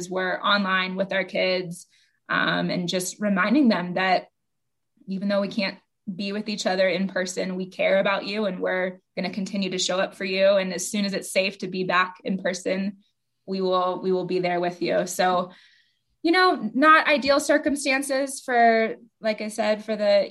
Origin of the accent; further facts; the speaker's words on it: Austin, Texas, United States; I'm from Austin originally